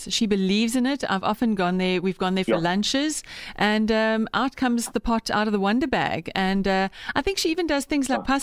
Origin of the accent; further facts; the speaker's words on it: Bloemfontein, Free State, South Africa; I remember years ago um, when I was growing up in Bloem, we had an anthracite stove